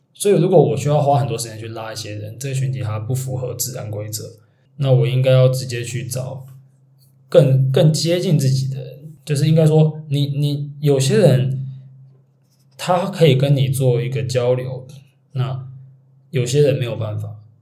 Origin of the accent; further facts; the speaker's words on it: Taiwan; 我们毕竟我们是台湾人